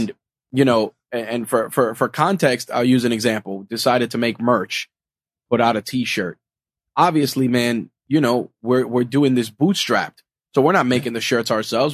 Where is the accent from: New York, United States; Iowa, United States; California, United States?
New York, United States; New York City; being a New Yorker